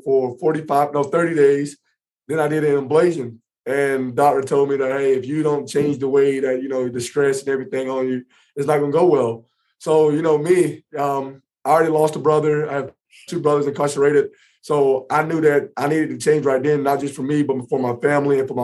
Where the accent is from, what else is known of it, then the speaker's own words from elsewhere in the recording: Indianapolis, Indiana, United States; my hometown here in Indy